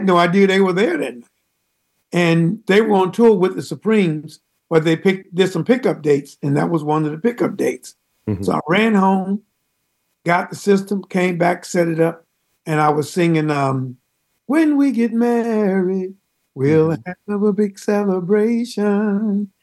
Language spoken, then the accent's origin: English; North Carolina, United States; I grew up in North Carolina